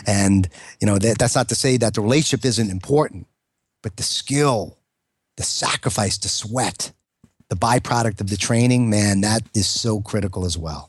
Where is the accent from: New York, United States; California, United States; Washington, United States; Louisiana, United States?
New York, United States; I'm a New Yorker